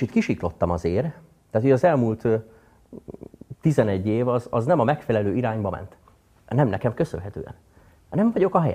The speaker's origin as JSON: {"language": "Hungarian", "town": "Dunaújváros", "region": "Fejér", "country": "Hungary", "tie": "born there", "said": "Dunajvárosban születtem különben."}